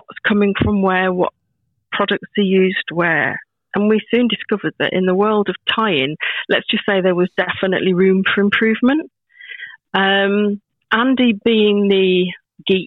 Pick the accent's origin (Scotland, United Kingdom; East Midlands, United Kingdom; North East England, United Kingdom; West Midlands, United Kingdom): East Midlands, United Kingdom; Northamptonshire; moved away as an adult; also born or lived in Rhondda, Wales / Ferndale, Wales; now in Yorkshire, United Kingdom; my growing up mainly was in England